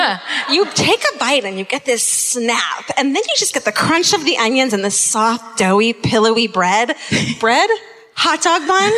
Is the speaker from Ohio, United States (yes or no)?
no; Southern California, United States; I'm from Southern California.